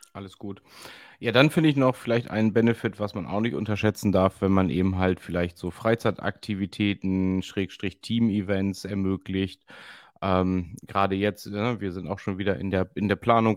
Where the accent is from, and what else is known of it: Emden, Lower Saxony, Germany; born or raised there